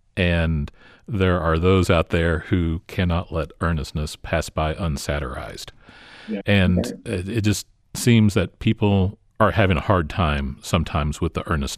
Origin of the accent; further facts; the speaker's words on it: the rural South, United States; I grew up part of my time in the rural South.